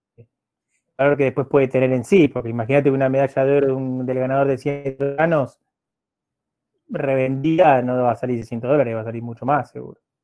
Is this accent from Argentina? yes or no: yes; Argentina; siendo argentino